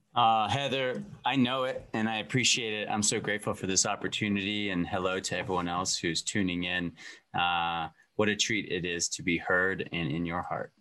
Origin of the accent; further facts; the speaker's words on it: Montana, United States; moved away; also born or lived in California; I feel like I am Montana made